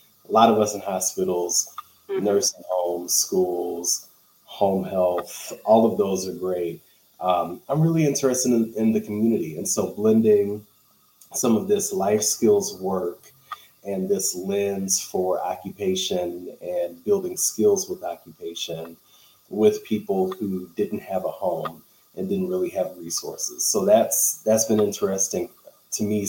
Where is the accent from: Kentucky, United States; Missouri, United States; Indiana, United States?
Missouri, United States; St. Louis; I am here in St. Louis, Missouri. I was born and raised here in St. Louis